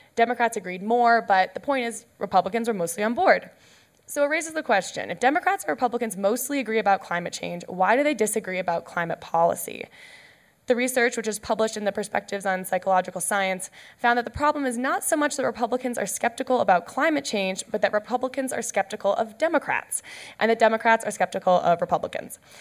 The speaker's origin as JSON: {"language": "English", "country": "Canada", "said": "I'm Canadian"}